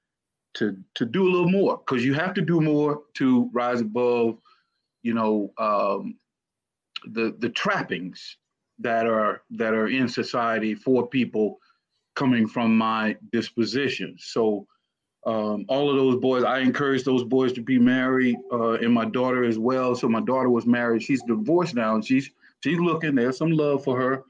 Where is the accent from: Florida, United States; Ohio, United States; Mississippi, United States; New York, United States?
Mississippi, United States; Cleveland; moved away as an adult; also born or lived in Arkansas / Washington; from Cleveland, grew up in Cleveland